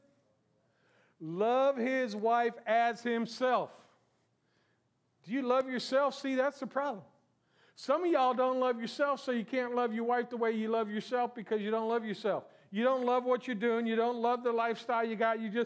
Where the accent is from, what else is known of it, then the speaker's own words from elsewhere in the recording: South Florida, United States; I was born and raised in South Florida